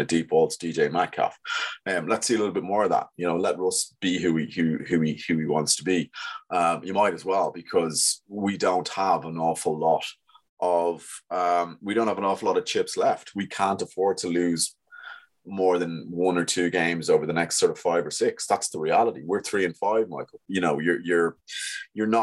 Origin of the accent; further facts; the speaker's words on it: Ireland; we're all Irish